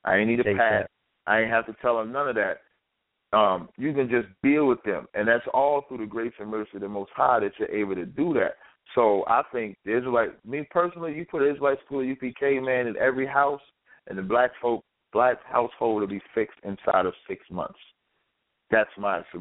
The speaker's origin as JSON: {"language": "English", "town": "Jersey City", "region": "New Jersey", "country": "United States", "tie": "born or raised there", "said": "I'm from Jersey City"}